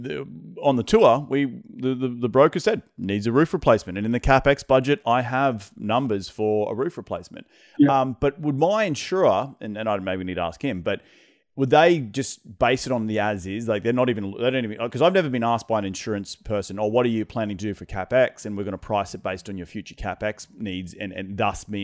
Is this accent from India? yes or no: no; Australia; now in United States; I come from Australia